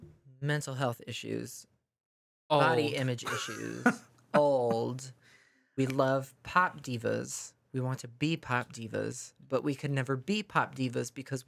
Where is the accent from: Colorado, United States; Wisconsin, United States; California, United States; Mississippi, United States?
Mississippi, United States; I'm born and raised here.